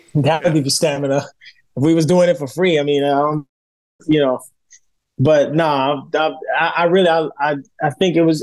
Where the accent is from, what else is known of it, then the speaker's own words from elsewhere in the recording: New York City, New York, United States; I'm from New York. You know, I grew up in Bushwick in Brooklyn.